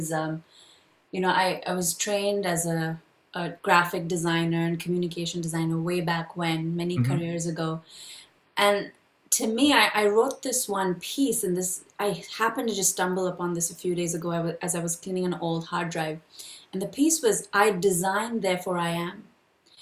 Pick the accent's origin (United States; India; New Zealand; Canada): India; I was born and raised in India